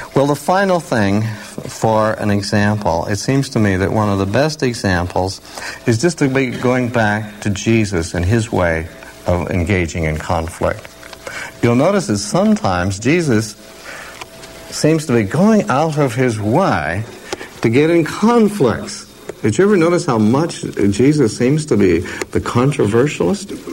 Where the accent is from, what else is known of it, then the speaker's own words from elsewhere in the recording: Oregon, United States; glad I'm from Oregon. We don't talk that way